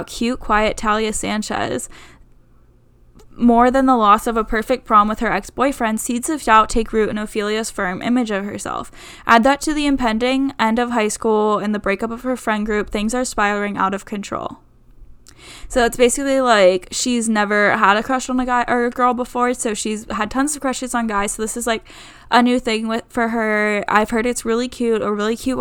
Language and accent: English; Pittsburgh, Pennsylvania, United States; Pittsburgh, which is, like, my hometown